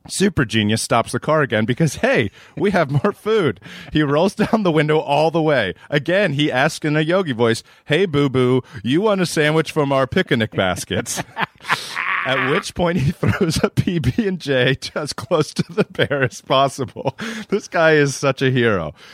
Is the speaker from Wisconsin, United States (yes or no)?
no; New Jersey, United States; Growing up in Southern New Jersey, graduating in 1985, we've done it all.